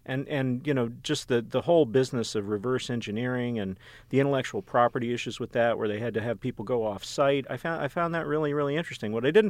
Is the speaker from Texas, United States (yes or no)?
yes; Texas, United States; I grew up in Texas. Texas Instruments is right down the street from me.